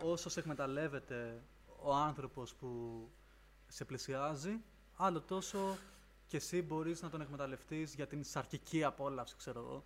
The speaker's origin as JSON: {"language": "Greek", "area": "Lemnos", "region": "North Aegean", "country": "Greece", "tie": "born or raised there", "also_born_or_lived": "Florina", "moved": "as an adult", "lives_now": "Athens, Greece", "said": "μεγάλωσα Λίμνο"}